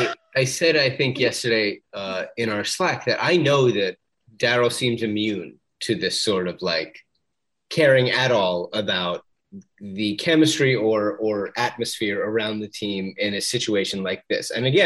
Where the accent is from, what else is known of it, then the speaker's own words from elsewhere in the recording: Philadelphia, Pennsylvania, United States; Really, we're from Philadelphia.